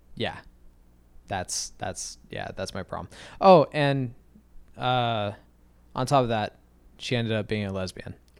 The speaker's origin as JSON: {"language": "English", "region": "Arizona", "country": "United States", "said": "I'm from Arizona. We don't have junior proms"}